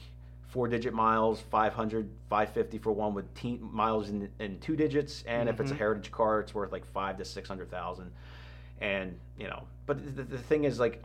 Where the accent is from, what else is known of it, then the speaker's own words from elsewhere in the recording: Warrington, Pennsylvania, United States; I grew up near Hulbert's dealership in Warrington